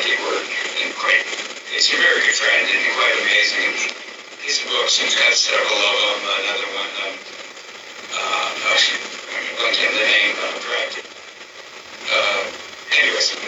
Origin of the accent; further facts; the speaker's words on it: United States; I'm an American